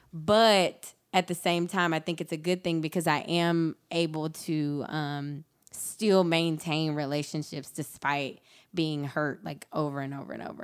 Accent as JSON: {"language": "English", "region": "rural South Georgia", "country": "United States", "tie": "born or raised there", "said": "I grew up in rural South Georgia on a dirt road"}